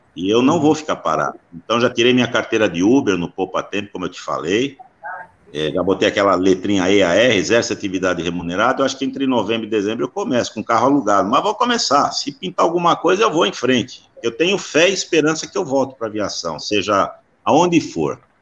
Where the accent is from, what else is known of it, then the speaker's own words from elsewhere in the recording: São Paulo, Brazil; Nasci aqui na Moca, moro na casa onde eu nasci até hoje